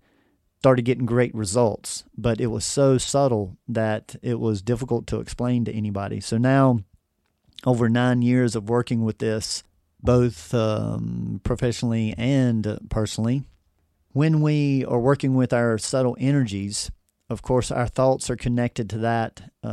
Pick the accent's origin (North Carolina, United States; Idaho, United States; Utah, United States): North Carolina, United States; Well, it all began back when I was born and raised in the Triad area of North Carolina, and I've lived here pretty much my whole life.